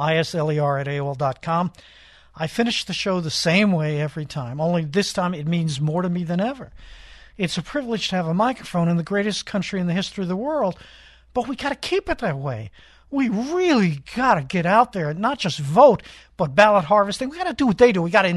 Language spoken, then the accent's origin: English; New York City, New York, United States; now in California, United States; I grew up in Coney Island